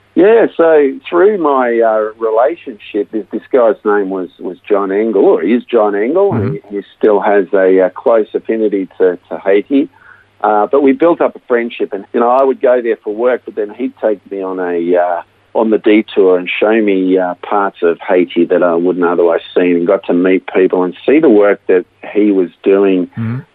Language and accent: English; Melbourne, Victoria, Australia; I was born right here in Melbourne and uh, raised in a, in a Christian family to Dutch migrant parents